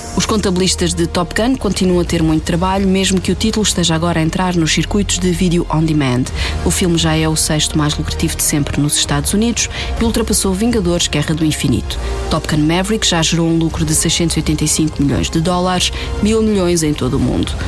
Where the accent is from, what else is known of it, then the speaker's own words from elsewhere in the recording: Portugal; nossa herança enquanto portugueses colonizadores e colonizados